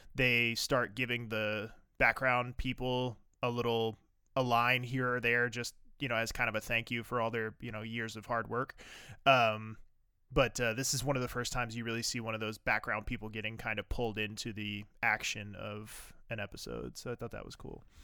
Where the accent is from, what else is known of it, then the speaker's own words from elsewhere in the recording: the South, United States; growing up in the South